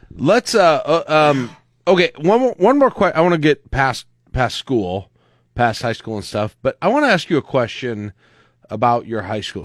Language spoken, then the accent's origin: English; Lincoln, Nebraska, United States; I grew up here in Lincoln